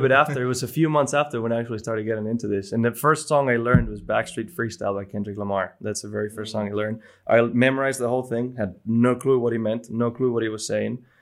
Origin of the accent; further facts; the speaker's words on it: Bilbao, Basque Country, Spain; first language Spanish; English is a second language; moved away; my hometown in Spain, in Bilbao, in in a church I grew up going with uh, with my grandma.